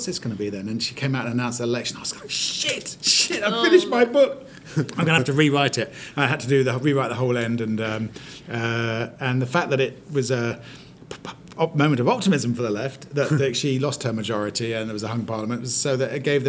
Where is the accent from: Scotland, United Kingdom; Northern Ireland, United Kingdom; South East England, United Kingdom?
South East England, United Kingdom; Maidenhead; moved away; I grew up in a town called Maidenhead in Berkshire, which is a rock-solid Tory seat